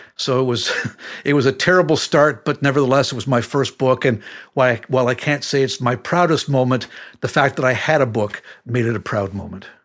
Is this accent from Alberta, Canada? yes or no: no; Windsor, Ontario, Canada; I was growing up in Windsor, Ontario at the time